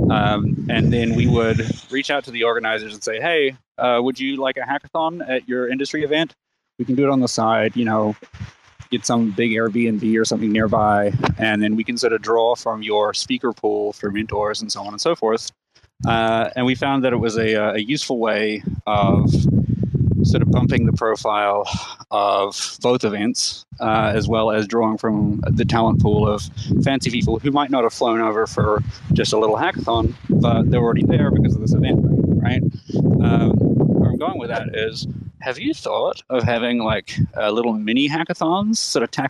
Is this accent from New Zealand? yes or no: yes; New Zealand; moved away as an adult; now in United States; I came to America about 10 years ago, and I came from New Zealand uh, as a result of going to a hackathon.